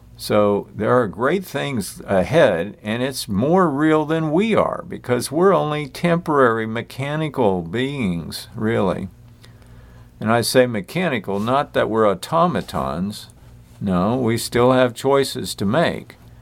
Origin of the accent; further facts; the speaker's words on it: United States; I'm an American, I admit it.